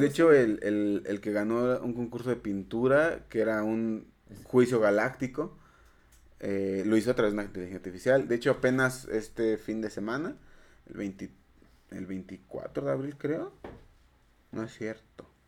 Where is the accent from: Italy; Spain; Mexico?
Mexico; soy un mexicano, este, matemático